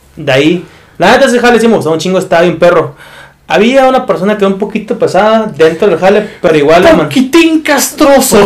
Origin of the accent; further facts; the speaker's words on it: Mexico; yo soy mexicano